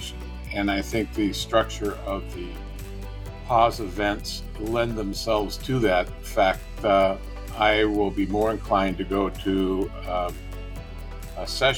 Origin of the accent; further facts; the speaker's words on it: the Northwest, Pacific Northwest, United States; I'm from the Northwest